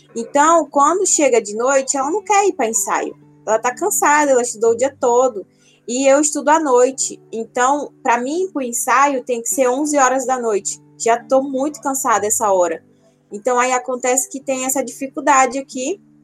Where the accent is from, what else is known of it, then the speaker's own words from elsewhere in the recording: Porto Velho, Rondônia, Brazil; Eu sou natural daqui de Rondônia, nasci em Porto Velho